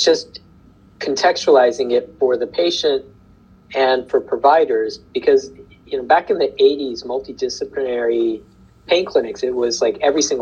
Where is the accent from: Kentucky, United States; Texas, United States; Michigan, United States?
Kentucky, United States; I grew up in Kentucky